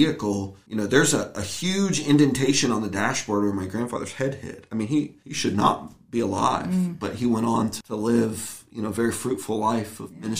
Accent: Virginia, United States; also born or lived in Ohio; I was born in Virginia

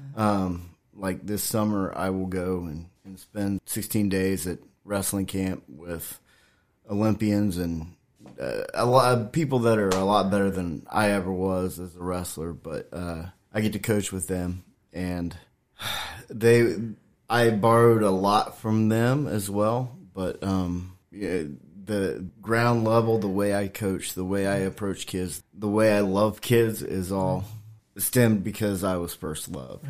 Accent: Washington Court House, Ohio, United States; moved away as an adult; now in Shenandoah Valley, United States; I'm originally from Washington Courthouse, Ohio. It's a small town south of Columbus

